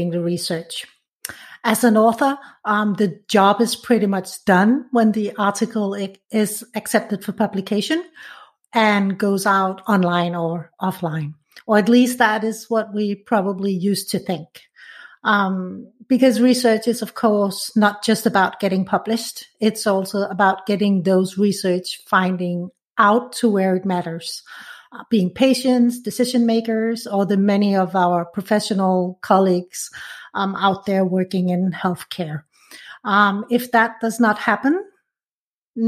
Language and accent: English; Copenhagen, Capital Region of Denmark, Denmark; my hometown, Copenhagen